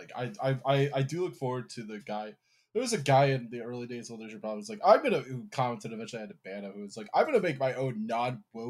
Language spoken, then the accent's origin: English; Philadelphia, Pennsylvania, United States; I am truly from Philadelphia